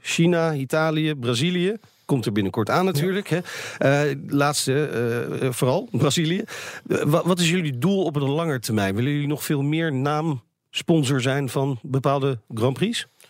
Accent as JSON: {"language": "Dutch", "country": "Netherlands", "said": "wij als Nederlanders"}